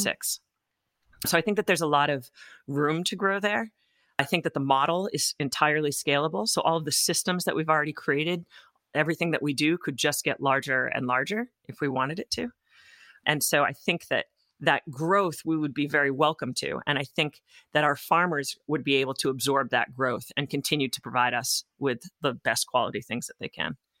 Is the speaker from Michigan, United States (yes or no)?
no; Topsfield, Massachusetts, United States; also born or lived in France; I grew up in Topsfield, Massachusetts, which is on the North Shore